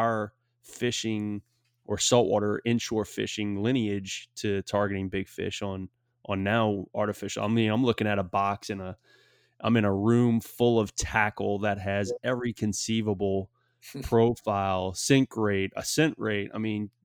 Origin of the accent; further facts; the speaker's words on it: Southeast Louisiana, United States; now in Texas, United States; growing up in Southeast Louisiana, wade fishing the Barrier Islands